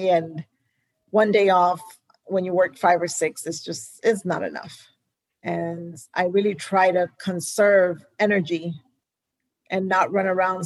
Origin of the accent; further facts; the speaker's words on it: Houston, Texas, United States; also born or lived in New York; Houston is my hometown.